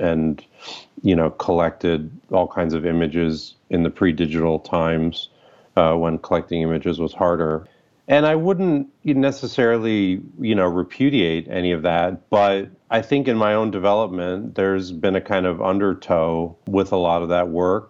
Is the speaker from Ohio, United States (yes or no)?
yes; Toledo, Ohio, United States; also born or lived in Quito, Ecuador; now in Chicago, United States; When I was six, I moved from Quito, Ecuador to Toledo, Ohio